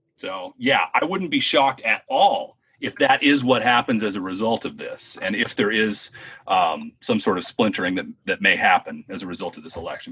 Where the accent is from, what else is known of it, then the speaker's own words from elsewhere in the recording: Southern California, United States; I'm from SoCal